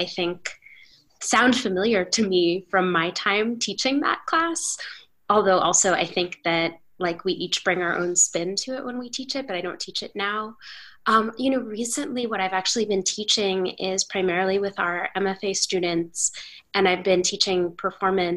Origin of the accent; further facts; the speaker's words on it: New York City, New York, United States; as a New Yorker